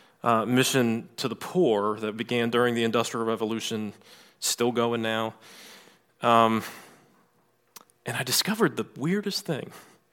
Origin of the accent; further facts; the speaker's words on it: Virginia, United States; So I grew up in Southeast Virginia in the 80s and 90s.